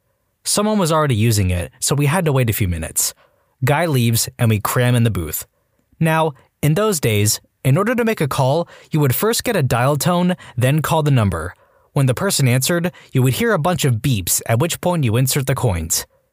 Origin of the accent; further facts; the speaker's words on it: Australia; also born or lived in Dubai; I live in Australia, and I have for almost my whole life, but I was born in Dubai.